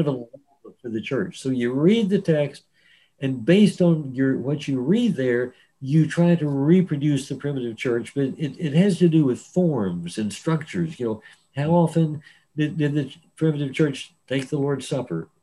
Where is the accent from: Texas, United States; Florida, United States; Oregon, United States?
Texas, United States; Dallas; also born or lived in San Angelo, Texas; we left Dallas when I was 10 and moved to San Angelo.